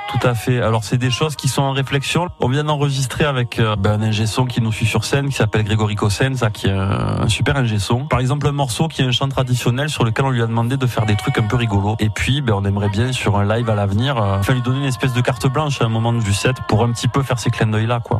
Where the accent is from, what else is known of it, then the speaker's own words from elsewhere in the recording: Avignon, Provence-Alpes-Côte d'Azur, France; also born or lived in Beaumes-de-Venise; je suis né à Avignon, j'ai vécu à Baume de Venise, donc dans le comtat vénitien, donc cette montagne, je la, je la côtoie depuis 34 euh, ans bientôt.